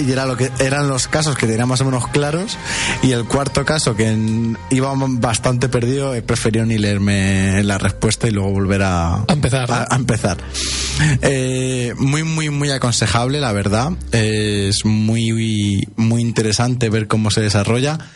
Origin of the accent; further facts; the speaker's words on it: Spain; nosotros que somos de España.